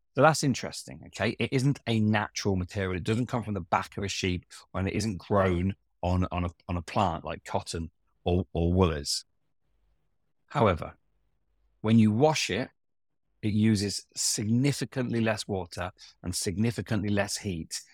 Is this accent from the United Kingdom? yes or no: yes; Hinckley, East Midlands, United Kingdom; I grew up in Hinckley